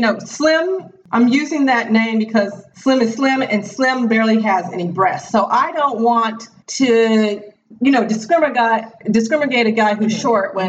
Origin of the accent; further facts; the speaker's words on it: the Deep South, United States; I'm from the South, the Deep South